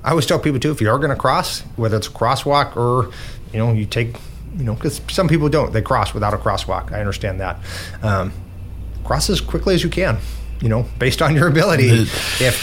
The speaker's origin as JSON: {"language": "English", "town": "Ketchikan", "region": "Alaska", "country": "United States", "tie": "born or raised there", "lives_now": "Juneau, United States", "said": "I grew up in Southeast Alaska, specifically in Ketchikan"}